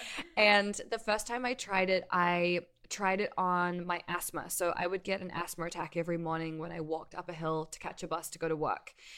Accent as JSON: {"language": "English", "country": "New Zealand", "also_born_or_lived": "New York, United States", "moved": "yes", "lives_now": "Los Angeles, United States", "said": "I'm from New Zealand originally, and I moved to New York in two thousand eight, lived there for ten years, and then moved here to L A."}